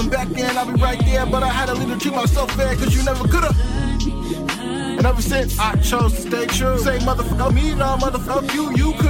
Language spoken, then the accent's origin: English; Racine, Wisconsin, United States; I'm from Racine.